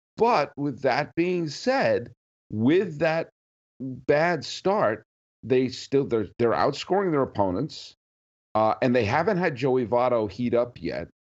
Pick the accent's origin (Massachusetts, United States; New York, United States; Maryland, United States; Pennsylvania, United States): Massachusetts, United States; growing up in Massachusetts like I did